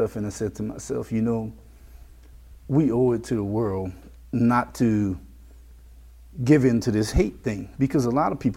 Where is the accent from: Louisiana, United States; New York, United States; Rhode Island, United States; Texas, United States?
Louisiana, United States; Lafayette; When we grew up here in Lafayette